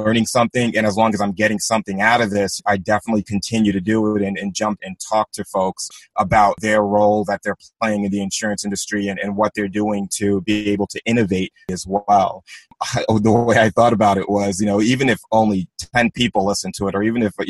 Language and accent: English; Long Island, New York, United States; I grew up in Long Island